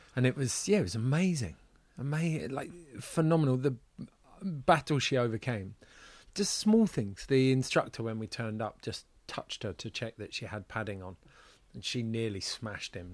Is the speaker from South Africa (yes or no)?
no; United Kingdom; moved away as an adult; now in Switzerland; As a Brit